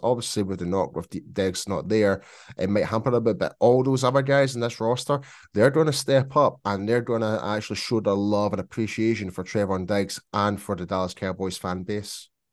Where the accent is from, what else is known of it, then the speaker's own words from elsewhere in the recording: Scotland, United Kingdom; accent: Scottish; my Scottish accent